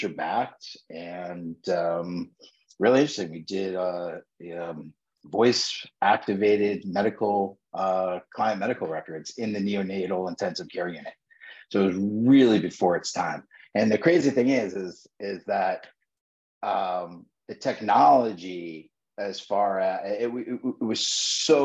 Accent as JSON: {"language": "English", "region": "New York", "country": "United States", "tie": "born or raised there", "said": "born and raised in New York, graduated from NYU"}